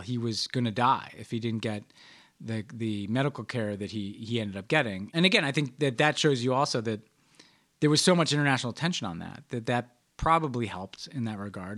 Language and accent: English; New York, United States; I'm a New Yorker